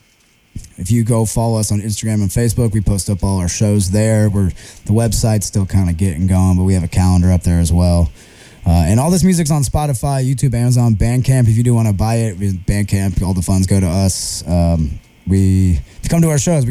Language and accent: English; California, United States; moved away as an adult; now in New Orleans, United States; I'm from California